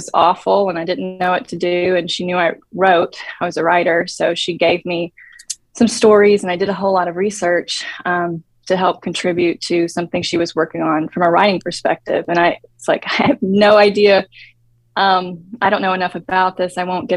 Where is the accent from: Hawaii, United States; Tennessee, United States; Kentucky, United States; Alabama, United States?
Tennessee, United States; moved away as an adult; now in Dallas, United States; I'm from Tennessee, and I grew up in a very safe environment